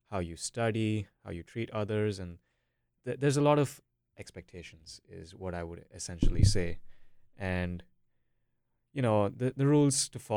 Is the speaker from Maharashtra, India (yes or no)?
no; Bangalore, Karnataka, India; moved away as an adult; also born or lived in Minneapolis, United States; now in North Carolina, United States; I can say that I'm from India. So, I live in Bangalore. I lived in Bangalore for about 15 years, and now I'm over here for college.